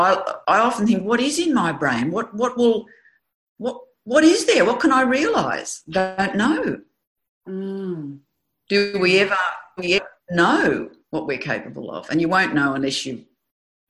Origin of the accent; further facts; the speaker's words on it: Australia; I could feel a great difference in being an Australian